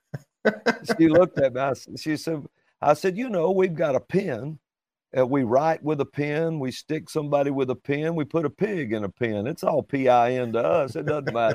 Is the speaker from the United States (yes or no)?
yes; Alabama, United States; accent: Southern drawl; I'm from Alabama